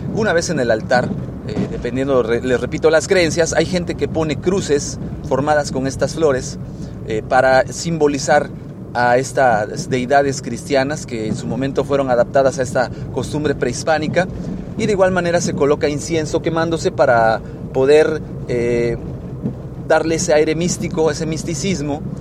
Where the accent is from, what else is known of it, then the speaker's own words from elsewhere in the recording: Mexico; en mi país, México, eh, donde yo, yo soy originario